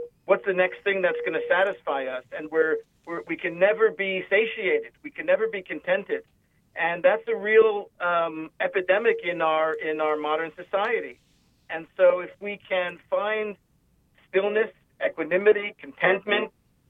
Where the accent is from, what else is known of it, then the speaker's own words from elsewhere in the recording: New York City, New York, United States; So I grew up in New York. I actually grew up in Brooklyn.